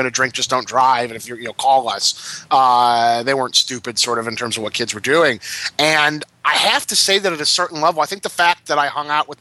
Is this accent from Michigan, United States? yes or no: yes; Detroit, Michigan, United States; I was growing up in Detroit